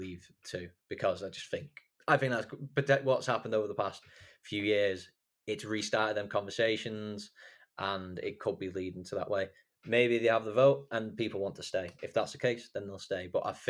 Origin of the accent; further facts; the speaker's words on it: Wigan, North West England, United Kingdom; moved away as an adult; now in Czech Republic; I'm from Wigan.